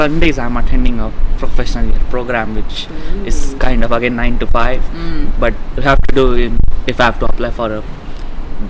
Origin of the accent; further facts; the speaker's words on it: India; moved away as an adult; now in Melbourne, Australia; I'm originally from India.